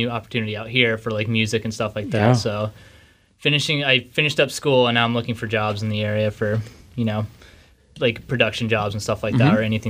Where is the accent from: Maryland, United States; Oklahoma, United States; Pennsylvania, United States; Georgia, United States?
Georgia, United States; Savannah; moved away as an adult; now in Seattle, United States; I'm from Savannah, Georgia.